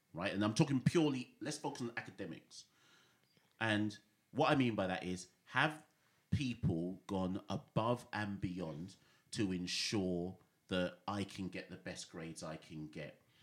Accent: Jamaica; also born or lived in Britain; now in United Kingdom; I was born in Jamaica. I've lived in Jamaica both as a youngster and as a teenager

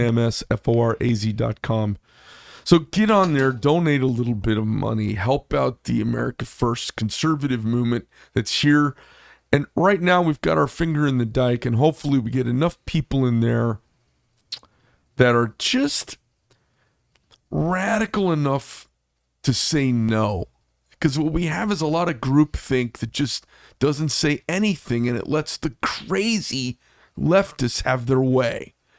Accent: Scottsdale, Arizona, United States; I grew up in Scottsdale when it was a horsey, it was a horsey town

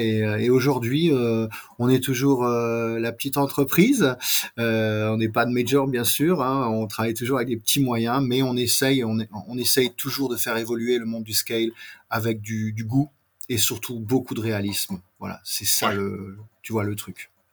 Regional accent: France; accent: very French; j'ai un accent très français

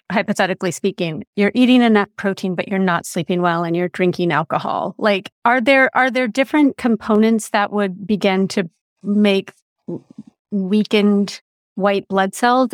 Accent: California, United States; I am being a Californian and raised a Californian

